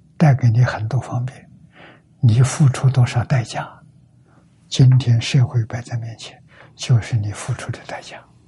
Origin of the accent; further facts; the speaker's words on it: China; 我们中国人叫说一个字